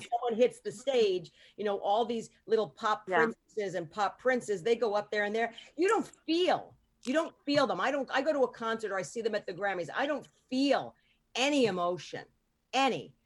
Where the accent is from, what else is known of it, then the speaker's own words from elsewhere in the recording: New York, United States; I grew up in New York